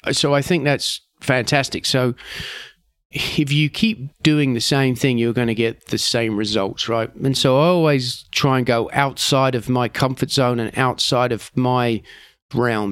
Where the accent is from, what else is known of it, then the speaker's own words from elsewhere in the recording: England, United Kingdom; as an English person